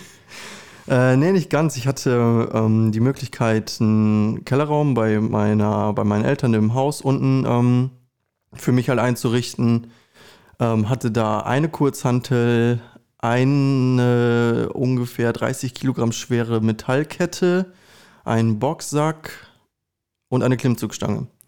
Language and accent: German; Recke, North Rhine-Westphalia, Germany; moved away as an adult; also born or lived in Ibbenbüren; now in Osnabrück, Germany; ich bin ge geboren in Üppenbüren, aufgewachsen in Recke und wohne seit mittlerweile, ich glaube, sechs oder sieben Jahren in Osnabrück